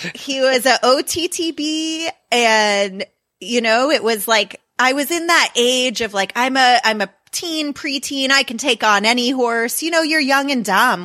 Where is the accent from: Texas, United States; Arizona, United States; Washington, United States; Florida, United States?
Florida, United States; now in Kansas City, United States; I grew up in Florida